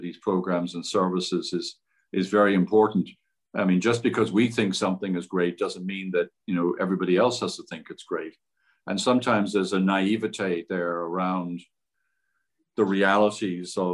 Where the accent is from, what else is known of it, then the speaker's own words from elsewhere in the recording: Ireland; also born or lived in Cleveland; now in United States; I grew up in Ireland